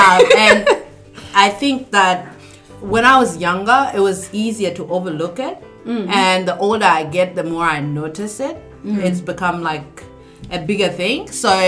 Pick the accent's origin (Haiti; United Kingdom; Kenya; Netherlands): Kenya; Kakuma, Turkana County; now in Australia; I've been in Australia for 14 years and I was born and raised in Kakuma.